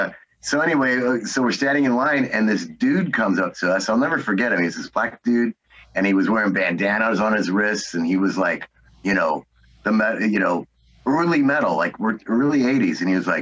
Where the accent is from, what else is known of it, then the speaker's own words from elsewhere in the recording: Los Angeles, California, United States; moved away as an adult; now in Las Vegas, United States; I was born and raised there, so I love my hometown.